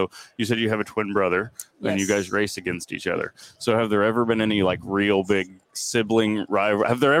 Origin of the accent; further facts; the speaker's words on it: Kansas, United States; we're from Kansas